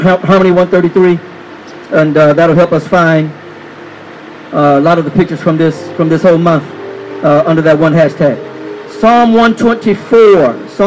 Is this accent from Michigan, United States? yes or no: yes; Michigan, United States; moved away as an adult; also born or lived in California / South Carolina; now in Georgia, United States; I grew up in Michigan